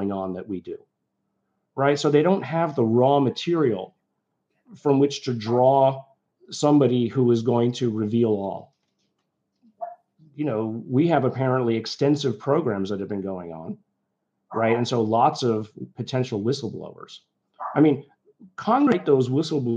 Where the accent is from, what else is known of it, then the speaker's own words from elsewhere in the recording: Liverpool, North West England, United Kingdom; now in United States; I was born in England, you know, we left because of the conservative nature. I was born in Liverpool